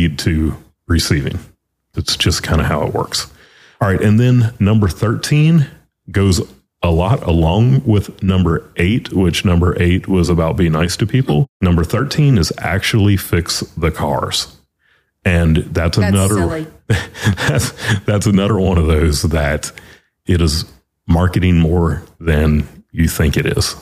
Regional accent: Louisiana, United States; moved away; also born or lived in North Carolina; Kim and I, we are both from Louisiana

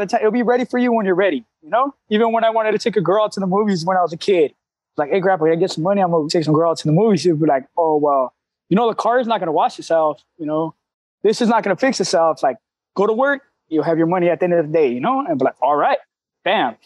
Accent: La Puente, California, United States; now in Fremont, United States; I'm from Southern Cali. I'm born, Southern raised, man, in the San Gabriel Valley of LA County, which is in the city of La Puente

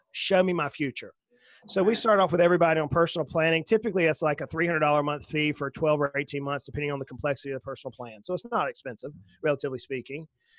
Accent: the South, United States; I'm a Southerner, right? We have to keep things simple. We're a little slower down here, right?

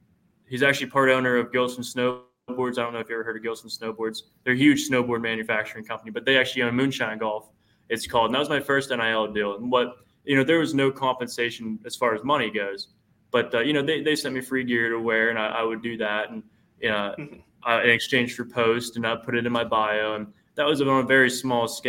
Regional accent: Kernersville, Pennsylvania, United States; I'm from Kernersville, Pennsylvania.

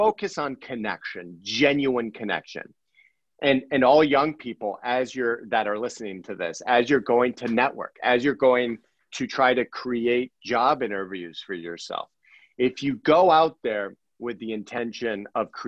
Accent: Akron, Ohio, United States; I was born in Akron

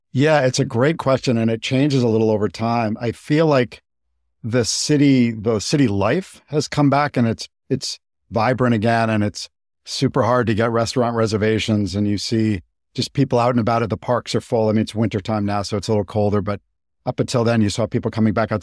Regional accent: Boston, Massachusetts, United States; moved away as an adult; also born or lived in Japan; I grew up in Boston

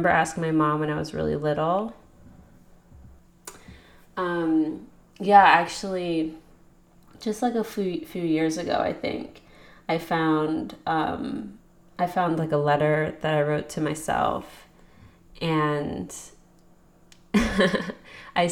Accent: a suburb of Philadelphia, Pennsylvania, United States; I'm from Pennsylvania, a suburb of Philadelphia.

